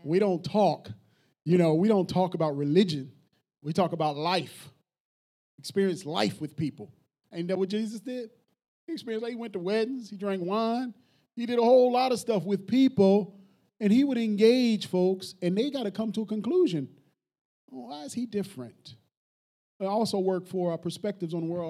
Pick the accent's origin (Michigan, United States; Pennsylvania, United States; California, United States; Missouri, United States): Pennsylvania, United States; Philadelphia; I'm from North Philly.